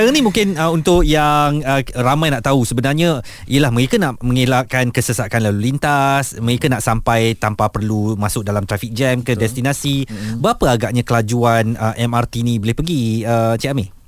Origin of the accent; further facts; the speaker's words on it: Klang, Selangor, Malaysia; Saya membesar di sana, di Kelang.